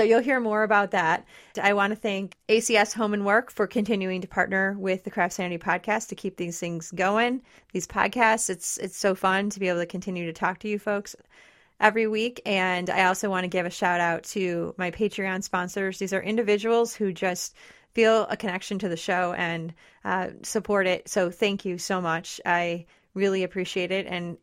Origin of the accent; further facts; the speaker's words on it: Detroit, Michigan, United States; now in West Michigan, United States; I didn't grow up in West Michigan, and I'm from the Detroit area